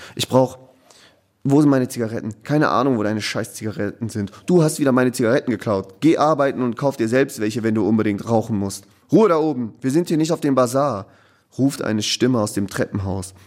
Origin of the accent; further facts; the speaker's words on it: Ruhr area, North Rhine-Westphalia, Germany; ich bin im Ruhrgebiet groß geworden